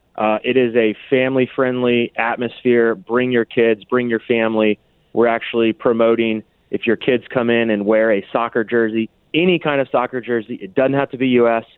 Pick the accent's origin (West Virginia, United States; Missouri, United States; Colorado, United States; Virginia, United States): Missouri, United States; Kansas City; I have immense pride for my hometown